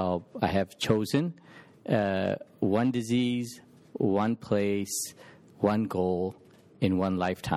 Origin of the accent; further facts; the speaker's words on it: Indore, Madhya Pradesh, India; now in Memphis, United States; One place is my hometown in India, Indore.